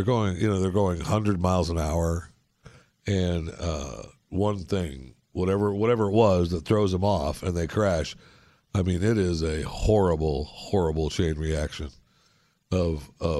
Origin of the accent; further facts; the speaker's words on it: Michigan, United States; also born or lived in Florida / Northeast US; now in North Texas, United States; I was born in Michigan. I left as soon as I could.